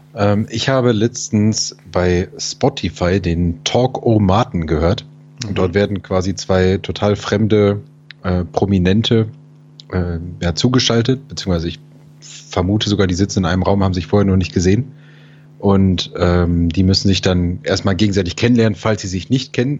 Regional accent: Germany; mein deutsches Gehirn

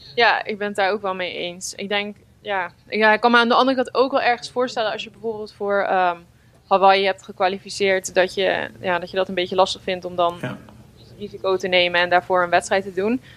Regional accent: Netherlands

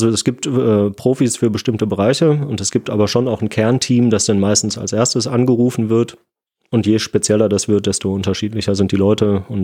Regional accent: Essen, North Rhine-Westphalia, Germany; ich bin in Essen aufgewachsen, da gab es keine Tiere.

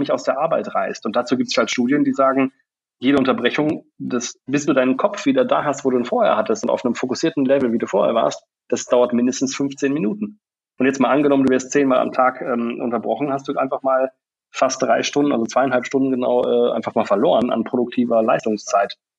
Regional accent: Bielefeld, North Rhine-Westphalia, Germany; moved away; also born or lived in England / Munich / Australia; ich bin ursprünglich in Bielefeld geboren, äh, war jahrelang woanders

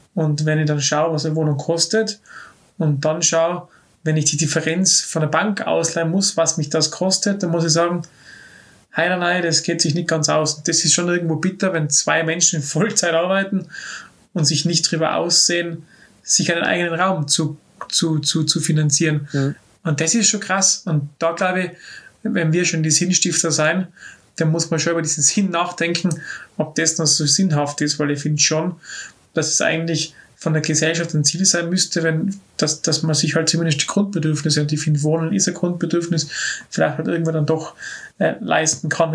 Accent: Innsbruck, Tyrol, Austria; Stadt, wo ich aufgewachsen bin

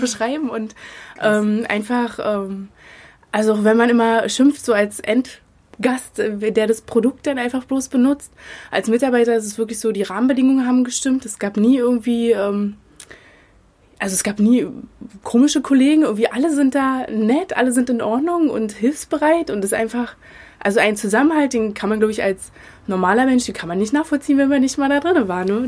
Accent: Potsdam, Brandenburg, Germany; bin in Potsdam geboren und aufgewachsen

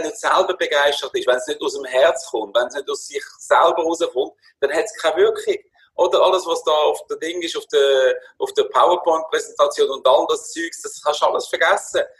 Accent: Würenlos, Aargau, Switzerland; moved away as an adult; now in Spain; ich bin aufgewachsen in Würlos, in ganz einfachen

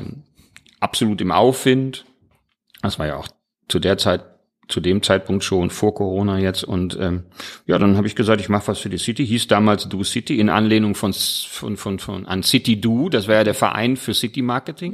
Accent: Mülheim an der Ruhr, North Rhine-Westphalia, Germany; now in Duisburg, Germany; ich komme ja aus Mülheim

